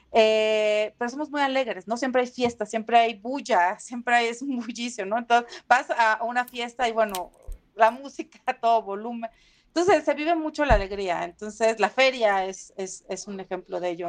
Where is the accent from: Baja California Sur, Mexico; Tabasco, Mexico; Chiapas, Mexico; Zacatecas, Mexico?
Tabasco, Mexico; Villahermosa; moved away; also born or lived in Huimanguillo; crecí en Villahermosa, pero soy de Huimanguillo